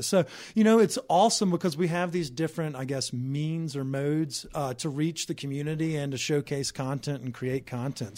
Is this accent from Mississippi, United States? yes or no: yes; Mississippi, United States; now in Colorado, United States; I grew up in Mississippi.